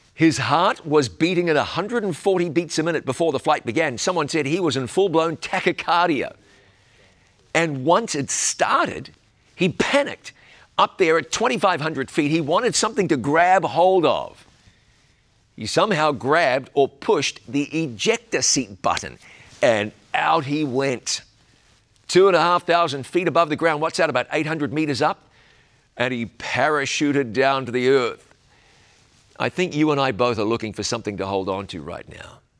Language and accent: English; New Zealand; my home country of New Zealand